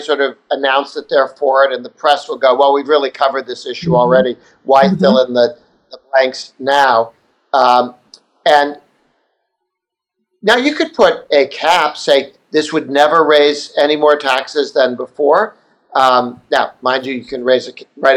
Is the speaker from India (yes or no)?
no; Massachusetts, United States; moved away as an adult; as a kid, I grew up in Massachusetts, then moved to America when I got older